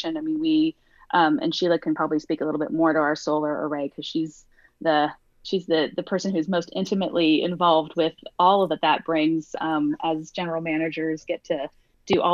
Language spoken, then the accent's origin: English; Santa Monica, California, United States; also born or lived in San Diego; I grew up in Santa Monica. So I grew up in a beach town